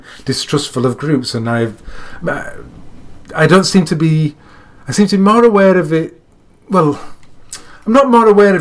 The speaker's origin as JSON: {"language": "English", "region": "Yorkshire and the Humber", "country": "United Kingdom", "said": "I'm living my life as a Yorkshireman in 2017, living in England."}